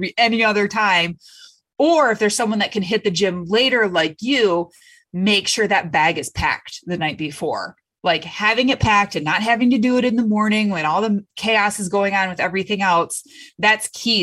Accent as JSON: {"language": "English", "region": "Michigan", "country": "United States", "said": "I'm from Michigan"}